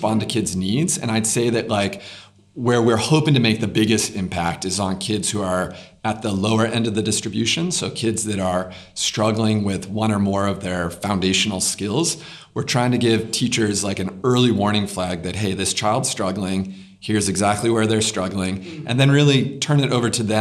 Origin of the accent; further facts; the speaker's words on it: United States; accent: American; now in South Africa; you can hear my accent. It's an American accent